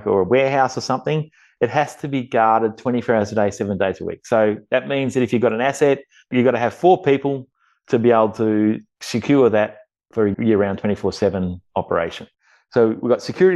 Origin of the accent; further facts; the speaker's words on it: Watchem, Victoria, Australia; moved away as an adult; now in Romania; the area where I grew up around Watchman and Burchett